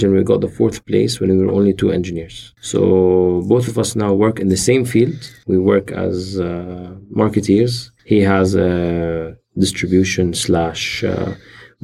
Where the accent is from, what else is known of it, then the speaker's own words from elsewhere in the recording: Jordan; I'm 29 years old, and I come from Jordan